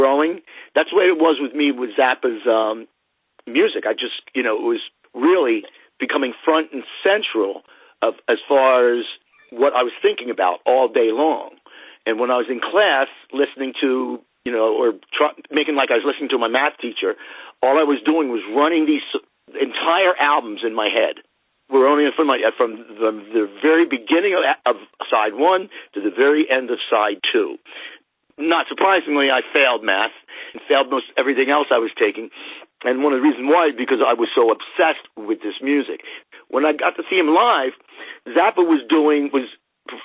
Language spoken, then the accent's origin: English; Ocean City, New Jersey, United States; I grew up in South Jersey, a town called Ocean City, New Jersey.